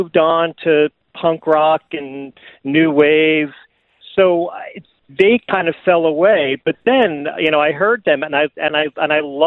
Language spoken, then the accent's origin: English; New York City, New York, United States; I grew up in Brooklyn and Queens, in New